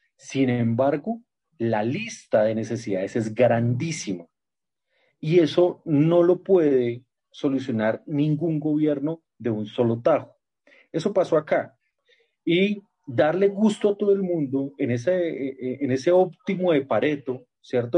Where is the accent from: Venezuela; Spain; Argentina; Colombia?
Colombia; como colombianos